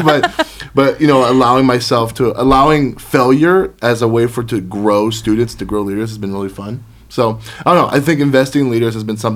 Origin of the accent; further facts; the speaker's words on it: Florida, United States; I grew up in Florida